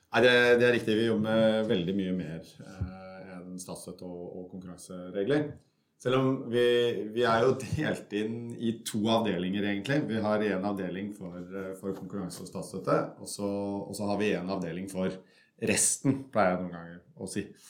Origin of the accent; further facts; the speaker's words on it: Kongsberg, Buskerud, Norway; moved away as an adult; also born or lived in Germany; now in Belgium; jeg kommer fra, fra Norge. Som, som, alle kan høre, så kommer jeg fra Østlandet et sted. Eh, nærmere bestemt en liten by som heter eh, Kongsberg, som er en snau time utenfor Oslo